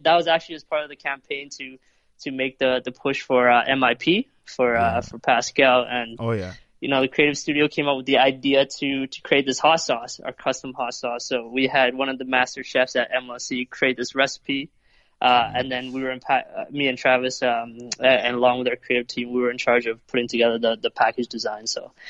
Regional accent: North York, Ontario, Canada; North York.

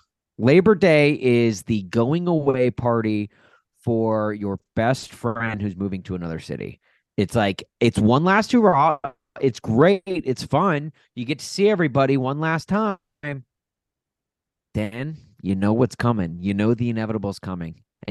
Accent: Nashville, Tennessee, United States; now in Chicago, United States; I grew up in Nashville.

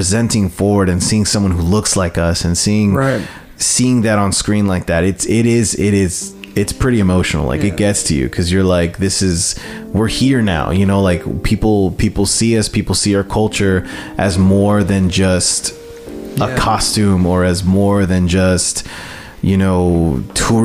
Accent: United States; born as American and growing up as an American

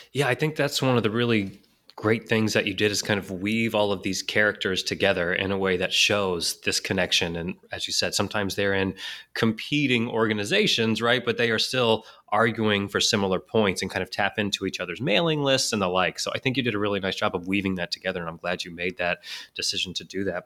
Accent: Houston, Texas, United States; I grew up in Houston

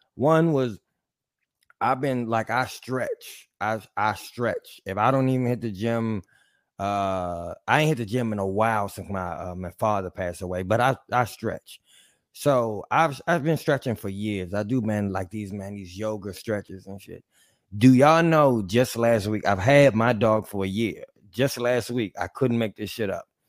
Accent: Mexico City, Mexico; I'm from Mexico City

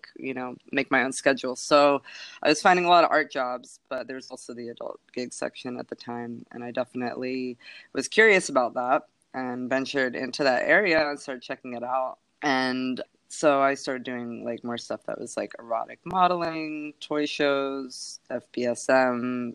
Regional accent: Philadelphia, Pennsylvania, United States; I grew up in and outside of Philly

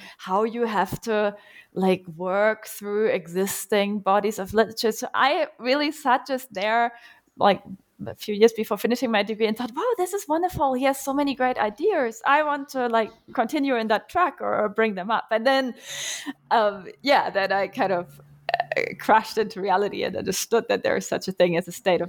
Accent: Germany; and as for my life background, I'm from Germany. Most of my academic training was spent there. I have spent some time in Cambridge and at the New School as well, though. And I've actually grown up very far away from the university on a little farm

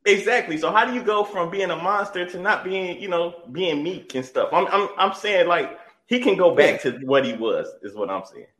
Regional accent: Michigan, United States; we're from Michigan.

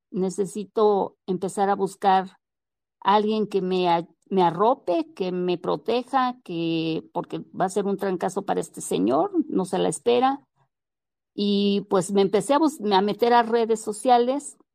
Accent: Mexico; Pues que movemos, o sea, realmente como sociedad, como mexicanos, movemos, movemos.

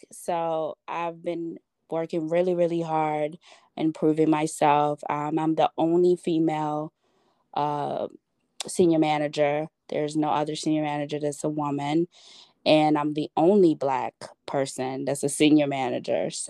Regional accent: Chicago, Illinois, United States; now in Schaumburg, United States; I live in, I guess this would be Schaumburg, Illinois, or Chicago. And people hate when you say you're from Chicago and you don't live in Chicago, but I'm

